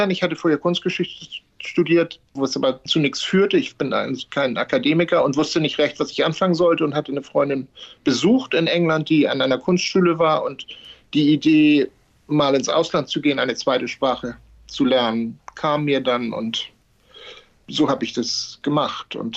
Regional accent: Hamburg, Germany; moved away as an adult; now in London, United Kingdom; Na klar, und als Hamburger würde ich das auch nicht wirklich bestreiten wollen, aber es ist schon, schon ein Unterschied zwischen London und Hamburg.

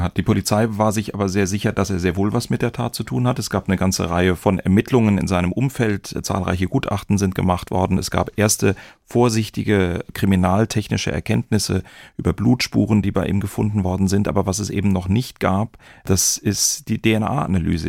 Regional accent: Darmstadt, Hesse, Germany; In meiner Jugend in Darmstadt

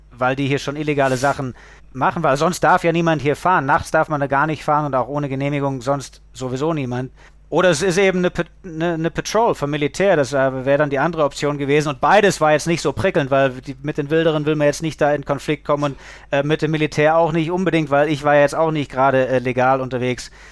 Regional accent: Lake Constance, Germany; so als Kind vom Bodensee, ich war natürlich am Segeln, am Surfen, das, das war mein, mein alles.

